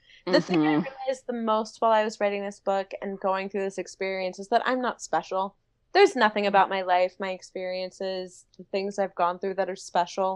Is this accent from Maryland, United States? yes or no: yes; D.C., Maryland outside Washington, United States; moved away as an adult; also born or lived in Florida; now in Los Angeles, United States; I grew up in Maryland outside Washington, D.C.